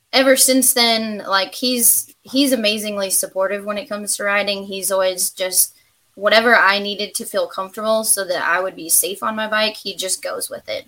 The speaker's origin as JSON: {"language": "English", "region": "Nebraska", "country": "United States", "moved": "as an adult", "lives_now": "Kentucky, United States", "said": "I am originally from Nebraska. Just moved to Kentucky two years."}